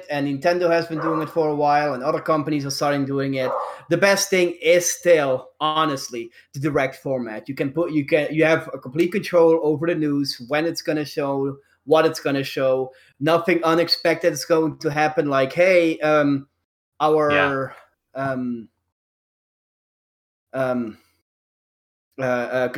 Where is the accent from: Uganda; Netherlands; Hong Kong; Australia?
Netherlands; moved away; I grew up in Europe and the Netherlands